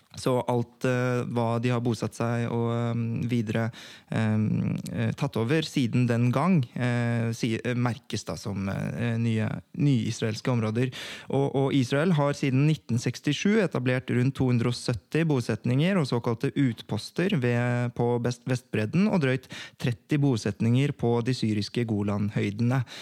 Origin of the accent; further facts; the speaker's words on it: Oslo, Norway; jeg vokste opp på Oppsal